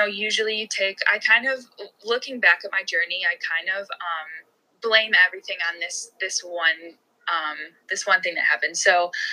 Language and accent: English; Chicago, Illinois, United States; I'm from the Chicago area.